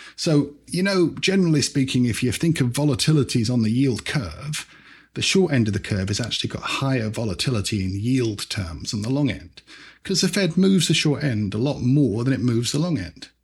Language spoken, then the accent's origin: English; London, United Kingdom; also born or lived in British Guiana; I grew up in the UK.